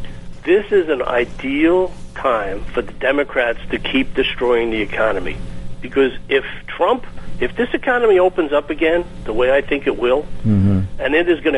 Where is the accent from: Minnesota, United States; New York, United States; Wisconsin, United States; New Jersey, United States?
New York, United States; we're from New York.